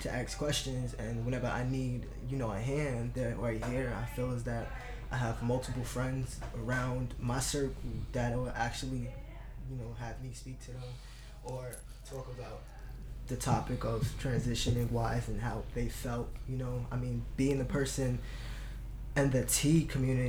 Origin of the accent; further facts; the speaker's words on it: Jersey City, New Jersey, United States; now in Bayonne, United States; I was born and raised in Jersey City, and now live in Bayonne.